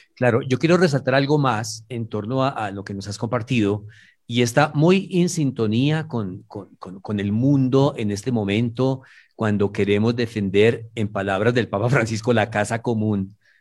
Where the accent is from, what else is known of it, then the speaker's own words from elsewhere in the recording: Manizales, Caldas, Colombia; soy nacido en Manizales, zona cafetera, y mi familia es del Tolima